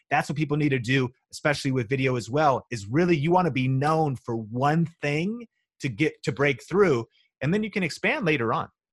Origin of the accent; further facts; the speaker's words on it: Marysville, Washington, United States; moved away as an adult; also born or lived in Seattle / Las Vegas; people like me from a small town with no media connections, college dropout, you know, n, nobody in my family was in Hollywood or na, you know what I mean? Like, nobody was did, doing anything of the sort of thing I'm do, now a million subscribers and I'm from Marysville, Washington